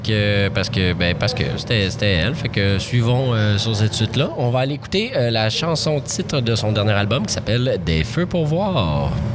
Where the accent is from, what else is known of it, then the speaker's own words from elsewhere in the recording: Montreal, Quebec, Canada; les Montréalais